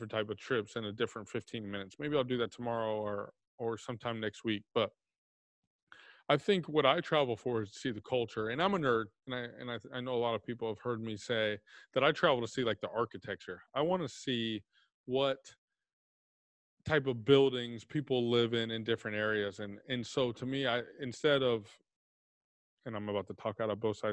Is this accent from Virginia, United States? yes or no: no; Plano, Texas, United States; moved away as an adult; also born or lived in Indiana; I actually living and growing up in Dallas